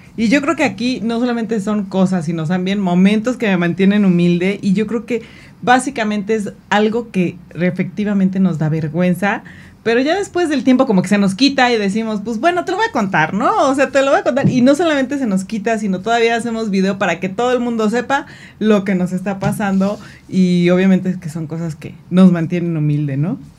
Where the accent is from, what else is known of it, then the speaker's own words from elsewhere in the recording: Mexico; como buen mexicano